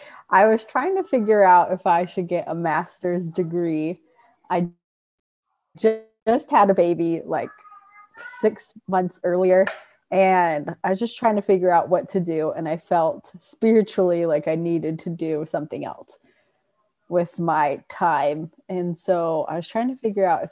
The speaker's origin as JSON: {"language": "English", "town": "Rancho Cucamonga", "region": "California", "country": "United States", "tie": "born or raised there", "said": "I was born and raised in Rancho Cucamonga"}